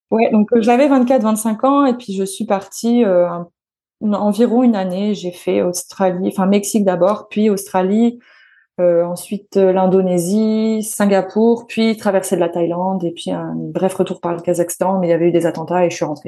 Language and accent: French; Metz, Grand Est, France; Je suis née à Metz.